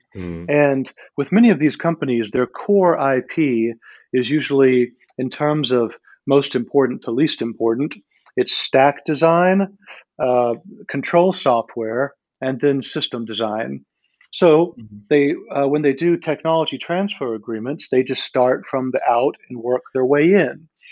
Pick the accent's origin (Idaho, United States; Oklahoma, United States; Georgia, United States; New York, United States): Georgia, United States; moved away; also born or lived in China; I'm actually from the United States. I'm from the state of Georgia in the southeast.